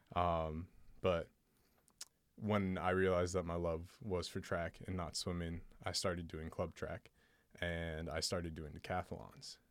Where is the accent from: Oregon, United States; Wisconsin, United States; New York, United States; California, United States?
Oregon, United States; Portland; I grew up in Portland, Oregon